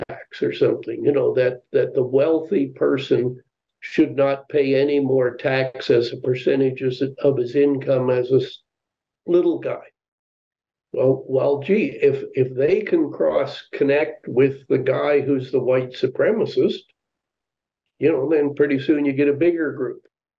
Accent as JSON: {"language": "English", "country": "Canada", "tie": "born or raised there", "also_born_or_lived": "United States", "moved": "as an adult", "said": "Now, maybe I'm biased because I was born and raised in Canada, but I, you know, have spent, you know, 10 years of my life, adult life, really living in the United States."}